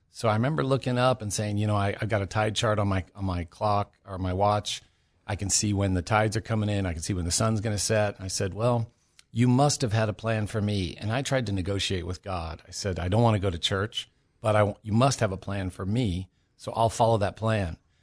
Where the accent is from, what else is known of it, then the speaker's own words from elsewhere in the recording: California, United States; moved away as an adult; also born or lived in Maui, Hawaii; I'm originally from California